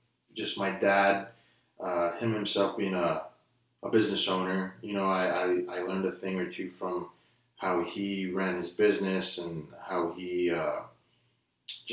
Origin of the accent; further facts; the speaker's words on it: Brownsville, Texas, United States; also born or lived in Denton, Texas / Dallas-Fort Worth area; now in Austin, United States; we were raised in Brownsville. So we went from North Texas to South Texas